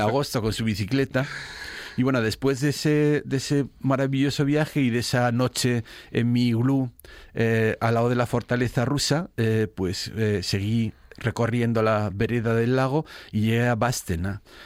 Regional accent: Spain

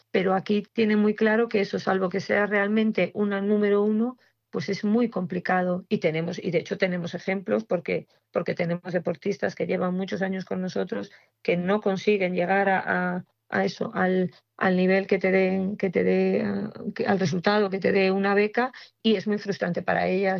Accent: Castropol, Asturias, Spain; Yo soy asturiana

